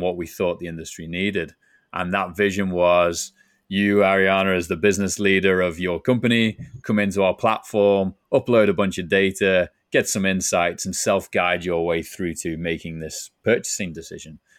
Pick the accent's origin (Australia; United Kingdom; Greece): United Kingdom; Liverpool, North West England; moved away as an adult; now in San Diego, United States; you can tell from my accent, not originally from San Diego, where I'm based now, originally from Liverpool, England